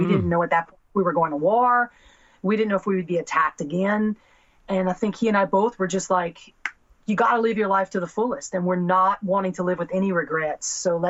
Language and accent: English; South Louisiana, United States; moved away as an adult; now in Los Angeles, United States; I grew up in South Louisiana, about as Cajun as you can get, further south than New Orleans.